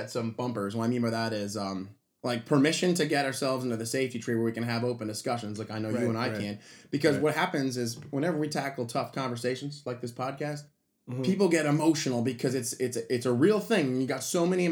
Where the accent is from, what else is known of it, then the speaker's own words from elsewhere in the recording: Cleveland Heights, Ohio, United States; moved away; I'm from Cleveland Heights. That's a 70% black neighborhood